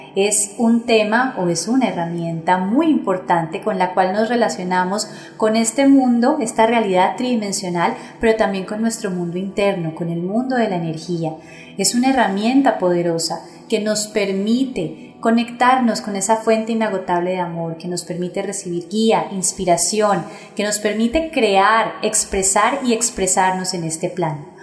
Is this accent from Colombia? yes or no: yes; Colombia; mi país Colombia